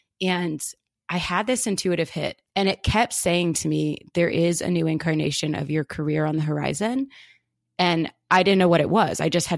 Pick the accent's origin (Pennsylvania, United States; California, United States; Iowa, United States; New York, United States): Pennsylvania, United States; outside of Philadelphia; I grew up outside of Philadelphia on a historic horse farm